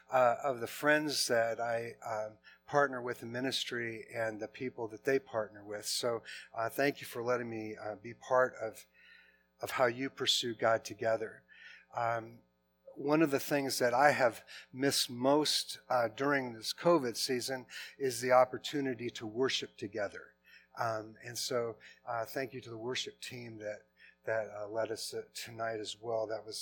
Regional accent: Portland, Oregon, United States; also born or lived in Seattle; I grew up in Portland, and then I went away to college. And then I came back to Portland and married a girl from Portland.

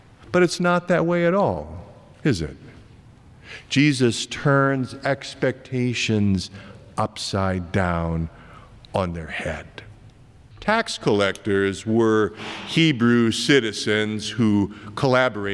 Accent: Iowa, United States; moved away; my home state of Iowa

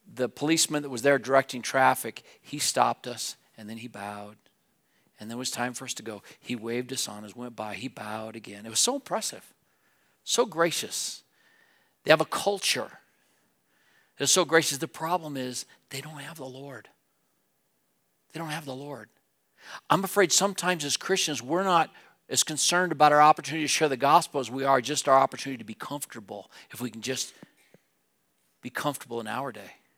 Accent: Wheatland, Wyoming, United States; moved away as an adult; now in Laramie, United States; I grew up in Wheatland, the mountains were west of me.

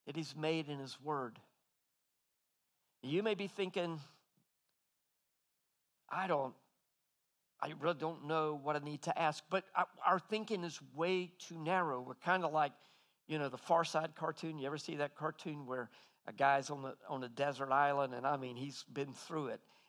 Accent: United States; American men don't usually say things are lovely, but I'm half Aussie now

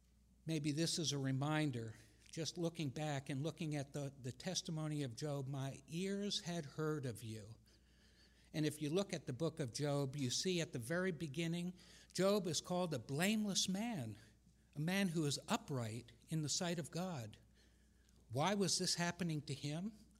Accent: Japan; I never really liked being pointed at all the time when I was growing up in Japan and them saying, "Oh, gaijin da, you're never going to be one of us, you're one of them."

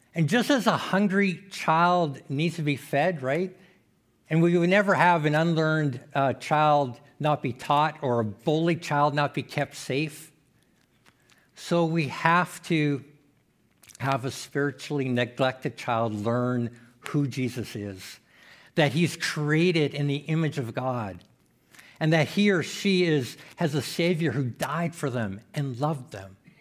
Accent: Saskatchewan, Canada; also born or lived in Manitoba; now in Saskatoon, Canada; I was born in Saskatchewan, then kinda moved away

